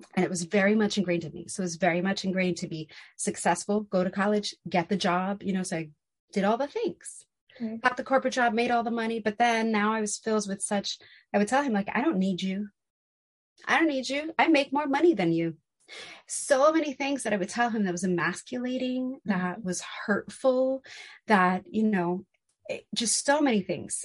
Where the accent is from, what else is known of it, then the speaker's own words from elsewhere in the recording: New York City, New York, United States; growing up in New York City, because he grew up in Manhattan as well. So growing up in New York City, we lived in apartments